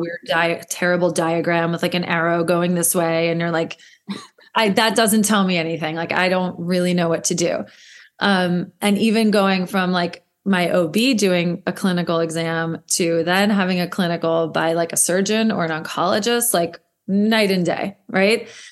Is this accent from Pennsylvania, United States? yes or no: no; New Jersey, United States; moved away as an adult; also born or lived in New York City; I am from New Jersey and never thought I would move back here like most of us